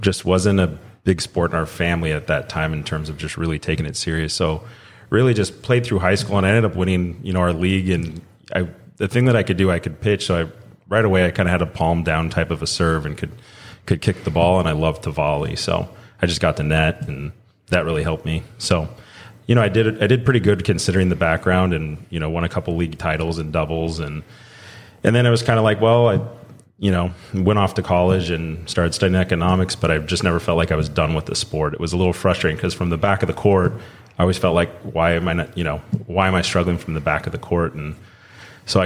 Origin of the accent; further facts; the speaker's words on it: Orange County, Southern California, United States; now in Utah, United States; I grew up in Southern California, Orange County area